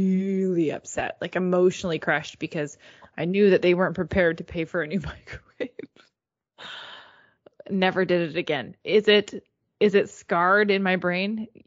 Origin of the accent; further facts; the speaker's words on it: Canada; because we are Canadian